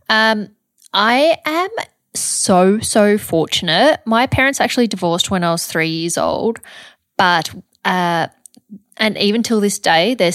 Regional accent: Montrose, Victoria, Australia; I grew up in the star of the Yarra Valley. Okay. So a small country town called Montrose.

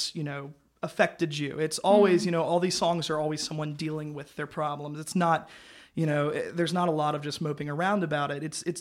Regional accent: Cincinnati, Ohio, United States; I'm from Cincinnati, the greater Cincinnati area

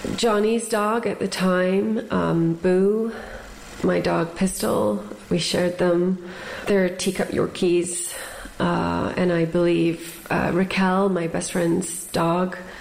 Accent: United States; as an American

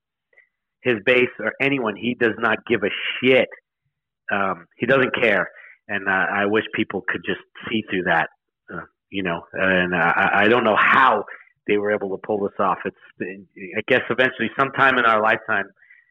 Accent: New York, United States; I'm a New Yorker. I grew up in New York

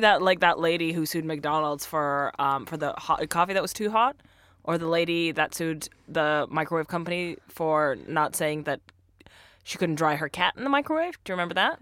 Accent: Russia; English is a second language; moved away; I'm originally from Russia

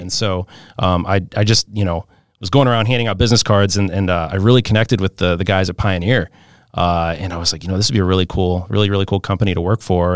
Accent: St. Louis, Missouri, United States; I grew up in Saint Louis, Missouri. That's my hometown

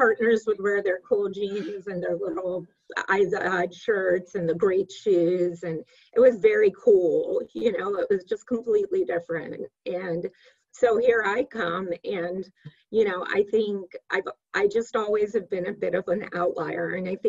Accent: California, United States; Here I am from California, you know, I'm more of a free spirit.

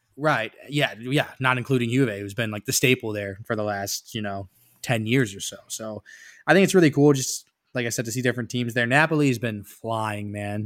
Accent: United States

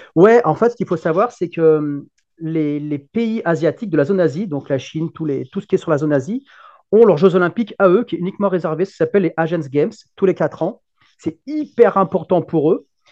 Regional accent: Lyon, Auvergne-Rhône-Alpes, France; je suis un Lyonnais

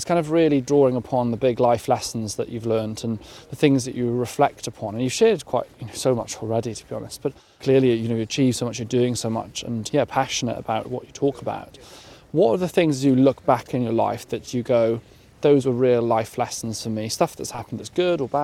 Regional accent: Carmarthenshire, Wales, United Kingdom; also born or lived in Pembrokeshire; I grew up in Carmarthenshire

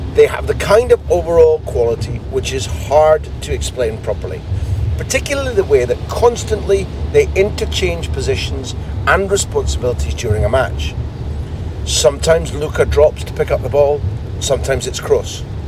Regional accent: Aberdeen, Scotland, United Kingdom; moved away; I'm Scottish.

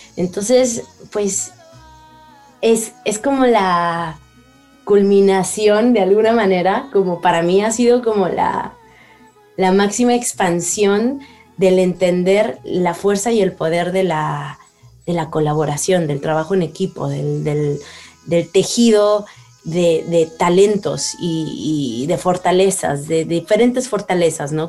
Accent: Mexico; soy mexicana

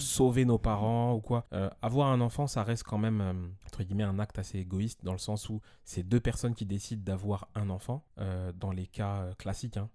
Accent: Évry, Île-de-France, France; j'ai grandi à Evry dans un quartier qui s'appelle Les Épinettes et ensuite j'ai déménagé

